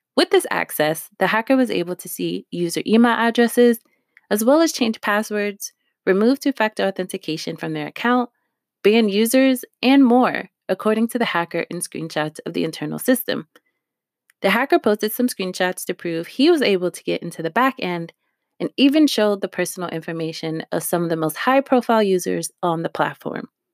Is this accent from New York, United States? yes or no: yes; New York, United States; also born or lived in Harlem; I'm from New York